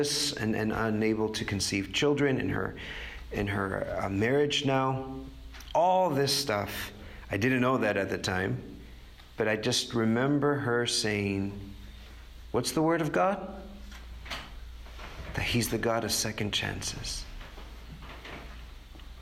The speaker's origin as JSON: {"language": "English", "region": "Texas", "country": "United States", "tie": "born or raised there", "moved": "yes", "lives_now": "New York, United States", "said": "I grew up in Texas"}